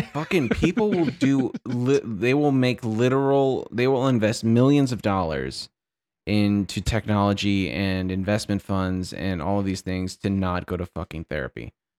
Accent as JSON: {"language": "English", "town": "Santa Barbara", "region": "California", "country": "United States", "tie": "born or raised there", "said": "my hometown of Santa Barbara, California"}